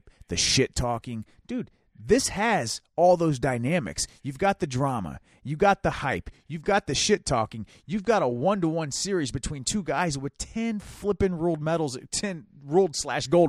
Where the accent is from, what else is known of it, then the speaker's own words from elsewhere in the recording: United States; as an American